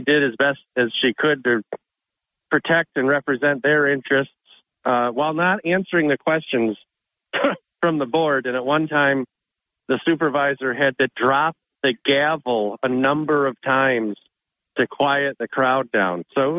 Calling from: Endicott, New York, United States; Our portion of Endicott is still without power.

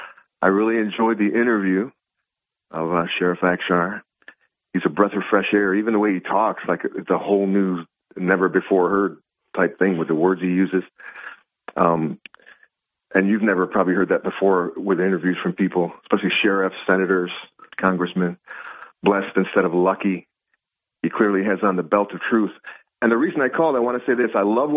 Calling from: Binghamton, New York, United States; DJ from Binghamton, Bob. Good morning.

